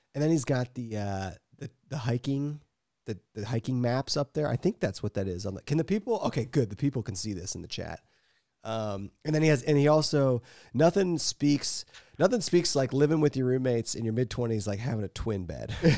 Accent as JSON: {"language": "English", "region": "Ohio", "country": "United States", "said": "We don't have actual skiing in Ohio"}